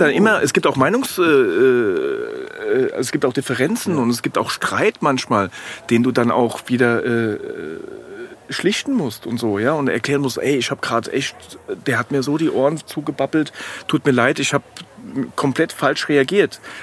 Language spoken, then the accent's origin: German; Frankfurt, Hesse, Germany; als Frankfurter Bub